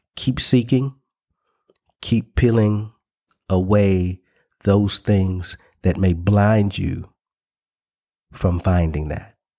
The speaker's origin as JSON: {"language": "English", "region": "the South", "country": "United States", "tie": "born or raised there", "said": "the cultural identity that I grew up in in the South"}